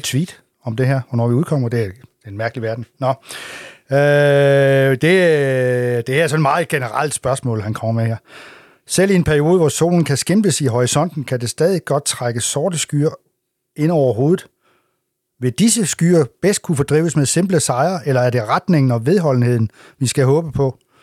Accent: Assens, Southern Denmark, Denmark; den kant, hvor jeg kommer fra

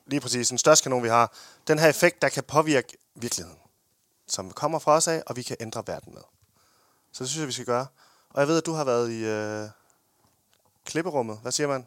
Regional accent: Denmark; Vi er danskere

